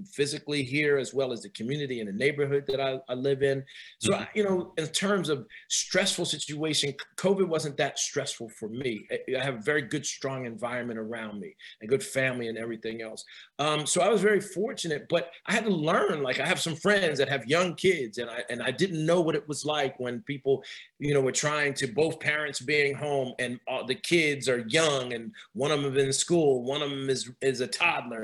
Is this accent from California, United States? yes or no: no; New Jersey, United States; moved away as an adult; also born or lived in New York; now in Northern Virginia area, United States; I'm from up north. I'm from Jersey, and I went to graduate school in New York.